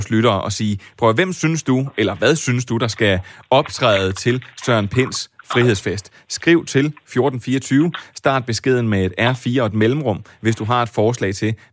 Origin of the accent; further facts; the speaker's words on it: Copenhagen, Capital Region of Denmark, Denmark; Jeg bor selv i Vestjylland, men jeg voksede op i København, og så jeg arbejdet på Fyn.